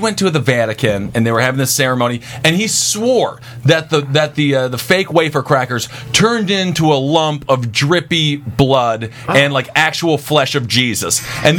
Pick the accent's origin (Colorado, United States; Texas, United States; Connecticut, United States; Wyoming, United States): Texas, United States; I'm from Texas.